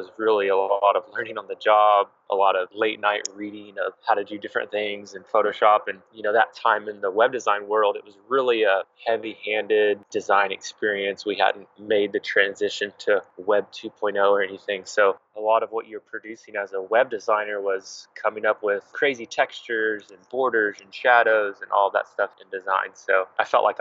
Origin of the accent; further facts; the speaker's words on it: Oklahoma City, Oklahoma, United States; I'm actually from Oklahoma City, Oklahoma, and I've spent the majority of my life in and around this area